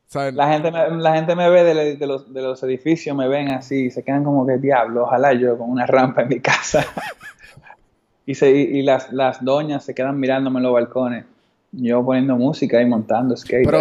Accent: Dominican Republic; un dominicano montaba skate y se veía como yo

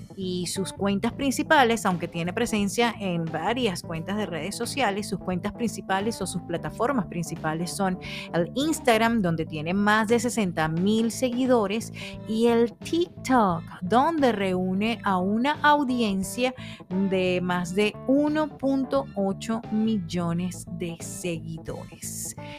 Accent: Venezuela; moved away as an adult; now in Phoenix, United States; soy comunicadora venezolana residenciada en Phoenix, Arizona

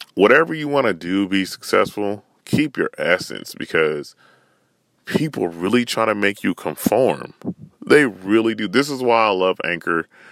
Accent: Northern California, United States; I'm from Northern Cali

